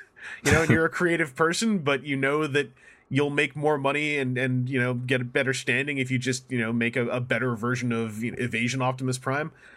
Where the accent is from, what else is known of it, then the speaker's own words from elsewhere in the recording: Canada; I'm from Canada, so we do sometimes use French words